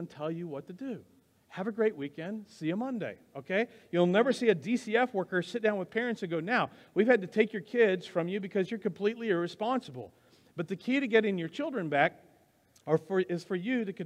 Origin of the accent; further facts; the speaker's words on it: United States; we're Americans